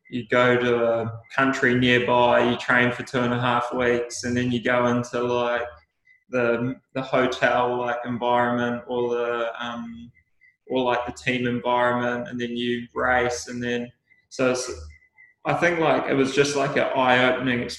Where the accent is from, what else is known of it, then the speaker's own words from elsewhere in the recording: New Zealand; And I think that's like one of the great things about being a New Zealander is that we do have that real special cultural significance